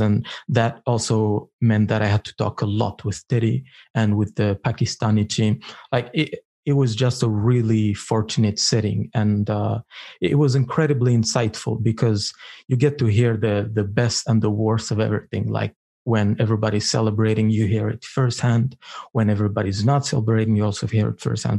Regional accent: Eritrea; English is a second language; I come from Africa, uh, more Eritrea more specifically

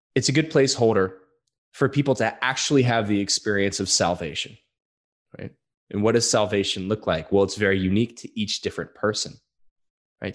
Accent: Louisiana, United States; I'm from Louisiana

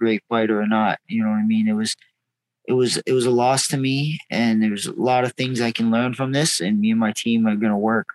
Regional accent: Massachusetts, United States; We're from Massachusetts

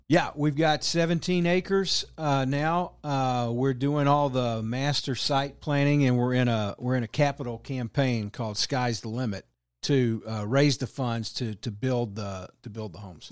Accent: Texas, United States; now in Kansas City, United States; I'm originally from Texas, but moved up here, um, in oh eight

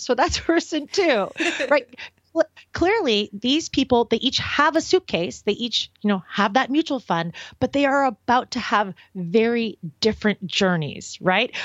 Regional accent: Portland, Oregon, United States; moved away as an adult; also born or lived in Los Angeles, California / San Francisco, California; I grew up in Portland, Oregon

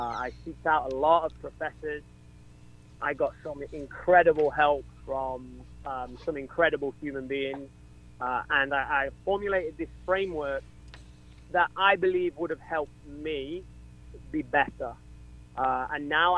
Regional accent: England, United Kingdom; now in Atlanta, United States; I'm English.

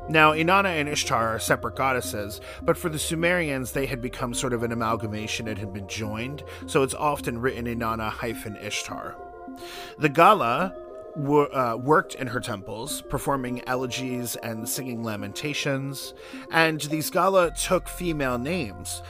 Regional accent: New York City, New York, United States; as a New Yorker

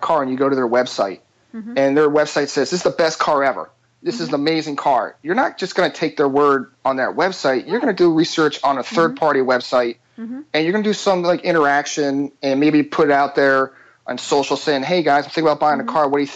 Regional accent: Philadelphia, Pennsylvania, United States; I'm from Philadelphia.

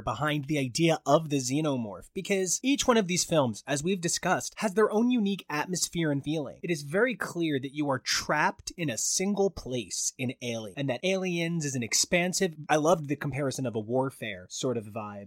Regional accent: Sayreville, New Jersey, United States; I'm from Sayreville

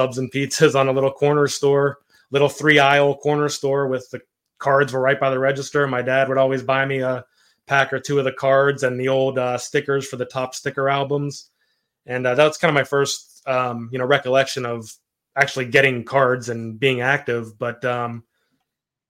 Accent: Pittsburgh, Pennsylvania, United States; growing up in Pittsburgh

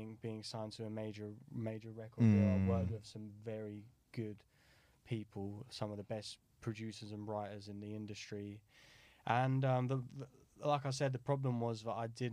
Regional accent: Brighton, South East England, United Kingdom; I grew up in Brighton

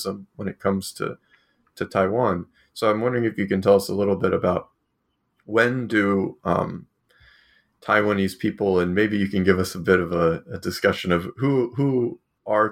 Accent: Australia; I'm coming from Australia

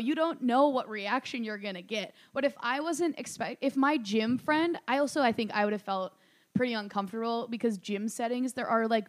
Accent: Minnesota, United States; I'm from Minnesota, Target headquarters.

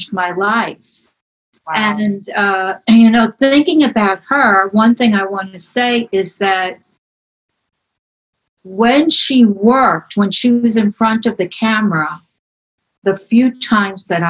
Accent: New York City, New York, United States; also born or lived in Manhattan; I'm born in Brooklyn, 1947. Grew up in Ireland

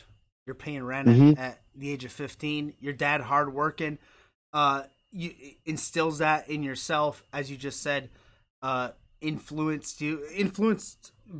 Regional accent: New York, United States; I'm not from Boston. I'm from New York, although I'm a big Boston fan.

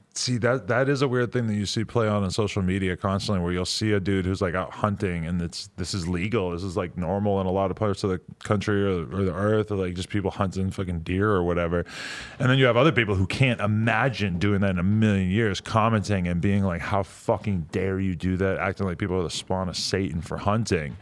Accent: New Hampshire, United States; moved away as an adult; also born or lived in New York; I lived, like, where I grew up in New Hampshire, and then I lived in New York for a long time

